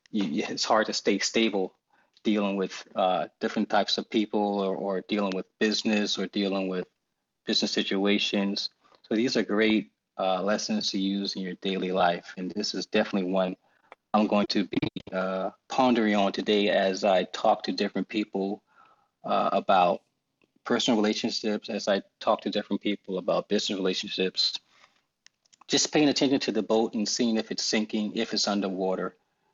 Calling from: Charleston, South Carolina, United States; So I'm calling from Charleston, South Carolina

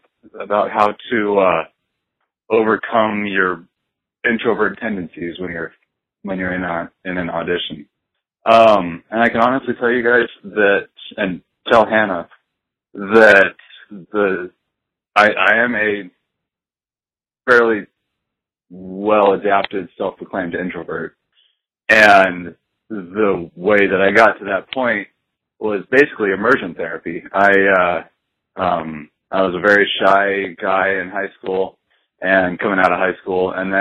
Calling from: Tucson, Arizona, United States; calling from Tucson.

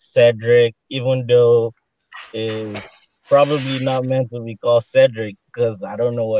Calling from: Houston, Texas, United States

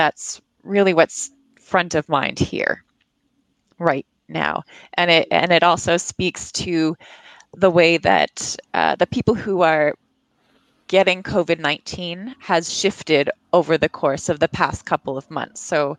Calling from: Montreal, Quebec, Canada; I'm calling from a suburb just outside of Montreal in Canada.

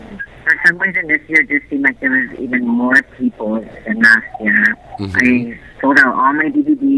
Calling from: Las Vegas, Nevada, United States; I'm calling from Las Vegas.

